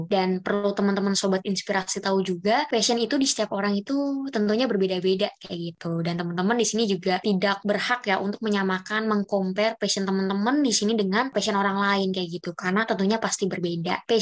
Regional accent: North Jakarta, Jakarta, Indonesia; now in Bogor, Indonesia; aku jadi nggak bisa pulang ke tempat asalku yaitu di Jakarta Utara, makanya aku tetap stay di Bogor.

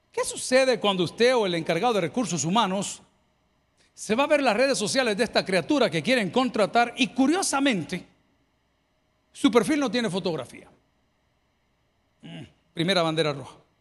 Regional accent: El Salvador; nos llevaron al liceo salvadoreño, nos daban clases de natación

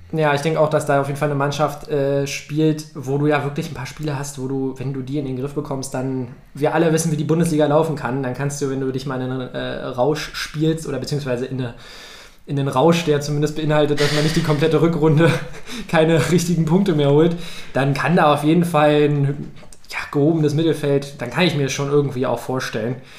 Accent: Brandenburg, Germany; also born or lived in Berlin; geboren in Berlin, aufgewachsen in Brandenburg.

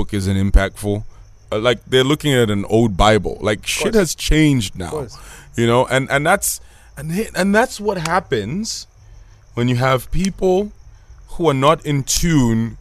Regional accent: Zambia; also born or lived in Botswana / Northwestern Province, Zambia / Kabulonga, Lusaka; I'm a super proud Zambian person

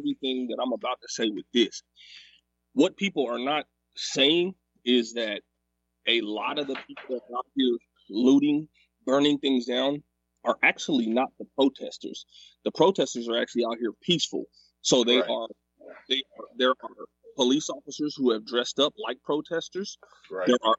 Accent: Sacramento, California, United States; I grew up in South Sac. That's where I'm from.

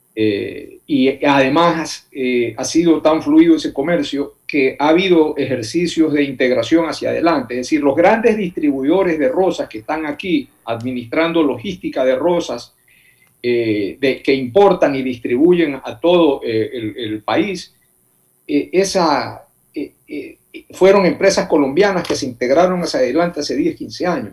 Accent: Manabí, Ecuador; yo que soy de Manaví

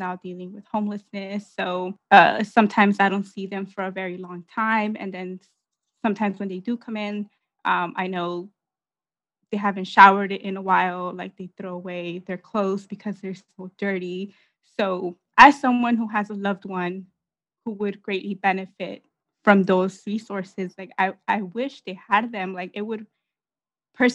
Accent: Los Angeles, California, United States; I grew up in the San Fernando Valley

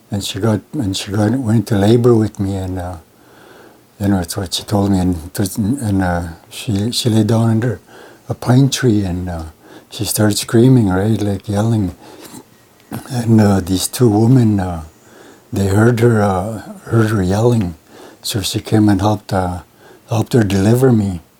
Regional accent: Montreal Lake, Saskatchewan, Canada; born there; Well, I'm Cree. I'm from. Uh, I'm registered in the Mistawasis, but I was told I was born in Montreal Lake.

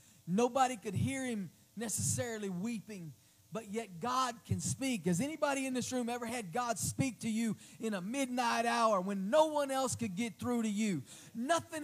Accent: Oklahoma City, Oklahoma, United States; moved away as an adult; also born or lived in Crossville, Tennessee; my hometown, my home city, a few blocks from where I used to work in Oklahoma City

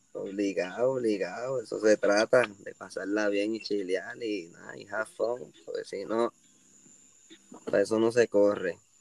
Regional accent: Cayey, Puerto Rico; also born or lived in Caguas; now in Cidra, Puerto Rico

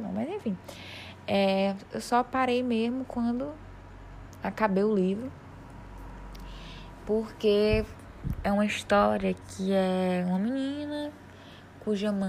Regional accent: Piauí, Brazil; Eu sou do Piauí, então eles falarem de pão de queijo, eh, eu entendo, mas não é uma coisa assim. Quer falar de panelada?

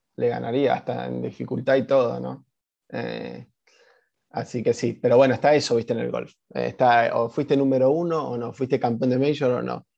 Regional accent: Argentina; y nosotros somos argentinos

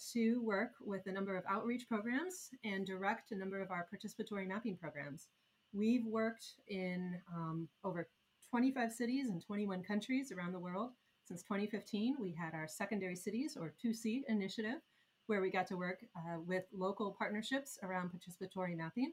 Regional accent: Iowa, United States; moved away; I was a girl growing up in Iowa

